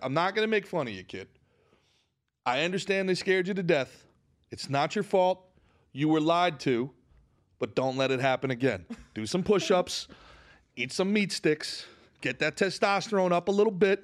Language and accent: English; United States; where we grew up in New York and New Jersey